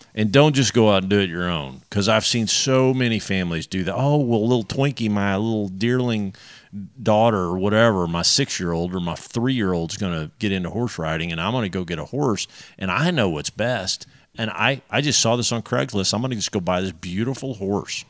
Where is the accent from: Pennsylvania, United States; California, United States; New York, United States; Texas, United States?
Texas, United States; we're Texans